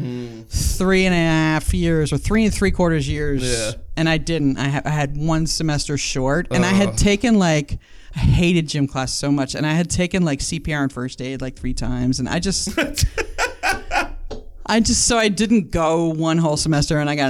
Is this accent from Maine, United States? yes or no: no; Connecticut, United States; moved away; I grew up in Connecticut